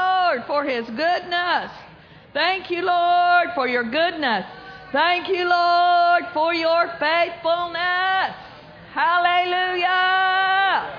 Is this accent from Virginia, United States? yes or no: no; Pawnee, Oklahoma, United States; moved away; my hometown, Pawnee, Oklahoma, at my brother's church